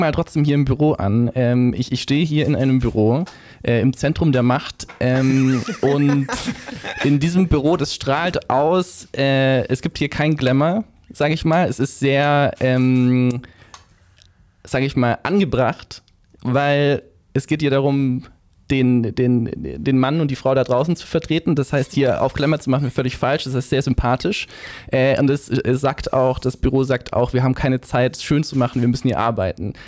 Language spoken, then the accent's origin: German; Kirchheim unter Teck, Baden-Württemberg, Germany; accent: Swabian; moved away as an adult; also born or lived in Ludwigsburg; now in Berlin, Germany; ich komme aus Kirchheim, habe in Ludwigsburg lange studiert